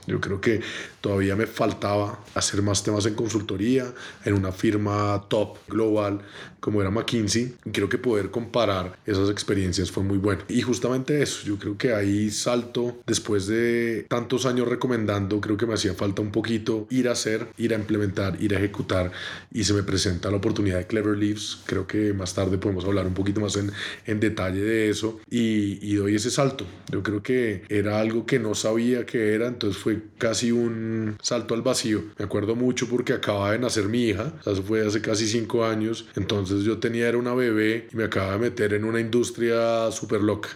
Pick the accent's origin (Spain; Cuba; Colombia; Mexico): Colombia; Bogotá; yo soy colombiano, nacido y criado en Bogotá